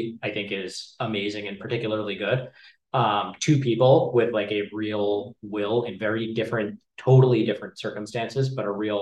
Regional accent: Dallas, Texas, United States; I'm from Dallas

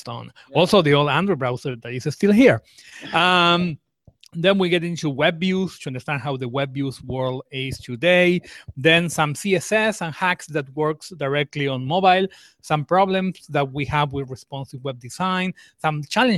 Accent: Argentina; I'm from Argentina. I'm based in Argentina.

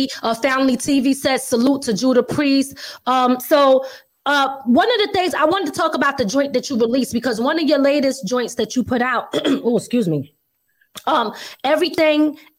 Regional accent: Philadelphia, Pennsylvania, United States; moved away; because I'm originally from Philly too, right? So when I go back to Philly, they be like, yo, I can hear that New York accent.

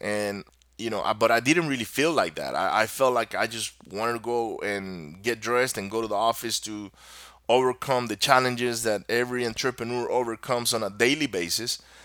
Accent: Maracaibo, Zulia, Venezuela; first language Spanish; English is a second language; moved away as an adult; also born or lived in Miami, Florida; my country, where I grew up in Venezuela

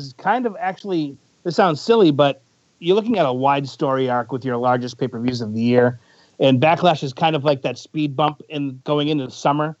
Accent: Boston, Massachusetts, United States; moved away; I'm from the Boston area originally

